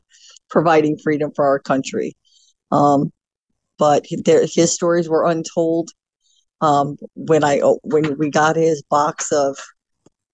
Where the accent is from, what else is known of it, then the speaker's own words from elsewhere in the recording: Hobart, Indiana, United States; moved away as an adult; also born or lived in Gary, Indiana; I was born in Gary, Indiana, lived my entire life in Hobart until I joined the Marine Corps